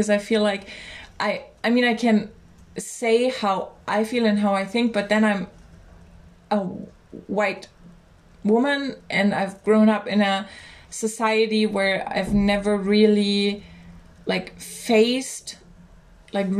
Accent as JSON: {"language": "English", "country": "Germany", "said": "I'm from Germany"}